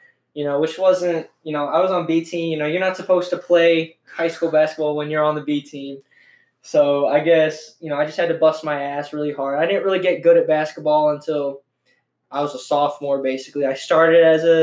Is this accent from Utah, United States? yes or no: no; La Porte, Indiana, United States; I'm from LaPorte, Indiana. I was born in LaPorte, not Asia